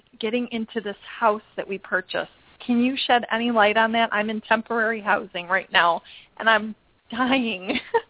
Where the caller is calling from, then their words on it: Arizona, United States; I am calling you from Arizona.